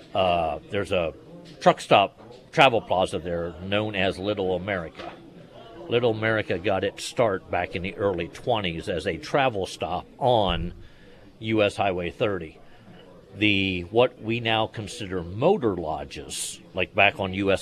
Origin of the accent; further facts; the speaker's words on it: Pennsylvania, United States; moved away; growing up in Pennsylvania